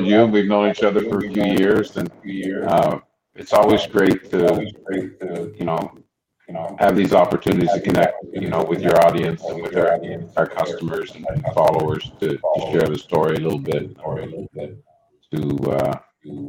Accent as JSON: {"language": "English", "region": "Newfoundland and Labrador", "country": "Canada", "tie": "born or raised there", "also_born_or_lived": "Turks and Caicos / Dominican Republic", "moved": "as an adult", "said": "I grew up, was born and raised in Labrador, Canada, which is a small iron ore mining town on the far east, northeast part of Canada"}